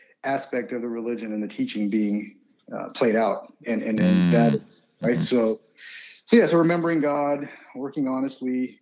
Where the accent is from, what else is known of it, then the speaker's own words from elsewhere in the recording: United States; also born or lived in Punjab, India; I was born there and came over when I was less than a year old, and basically have grown up here.